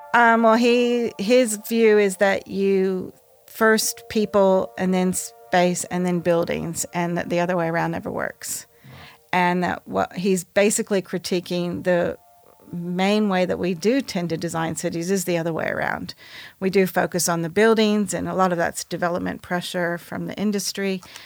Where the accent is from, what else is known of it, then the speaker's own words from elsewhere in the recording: United States; I'm American